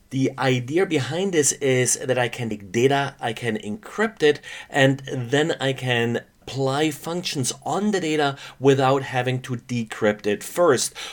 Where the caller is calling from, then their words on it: Stockheim, Bavaria, Germany; today I'm recording from Stockheim, Germany.